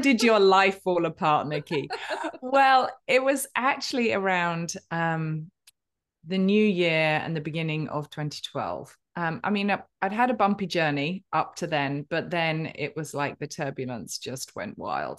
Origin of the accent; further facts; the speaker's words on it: United Kingdom; I'm a Brit with a stiff and perfectly waxed upper lip